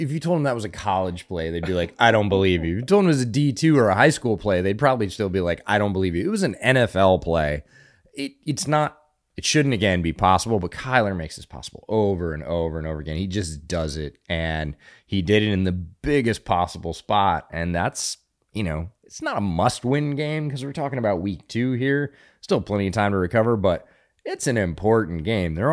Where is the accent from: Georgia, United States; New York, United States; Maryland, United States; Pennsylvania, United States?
Pennsylvania, United States; now in Texas, United States; I grew up around Pennsylvania high school football